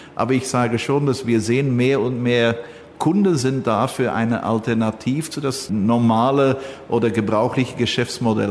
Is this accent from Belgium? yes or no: yes; Belgium; ich bin Belgier